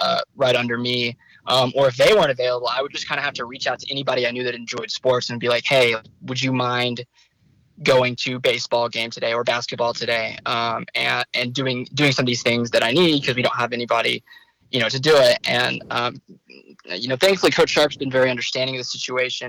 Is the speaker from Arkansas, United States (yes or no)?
yes; Fayetteville, Arkansas, United States; also born or lived in Plano, Texas; I was born in Plano. I've lived in Fayetteville for most of my life